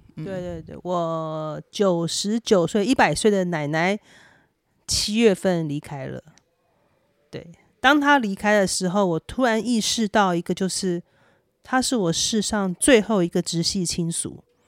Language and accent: Chinese; Taiwan; now in Los Angeles, United States; 我也期待说可以带着先生可以去看看我的故乡，看看更美丽的台湾